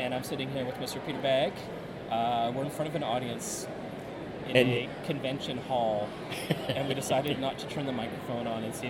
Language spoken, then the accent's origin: English; Tasmania, Australia; I don't do anything wrong. I'm from Tasmania.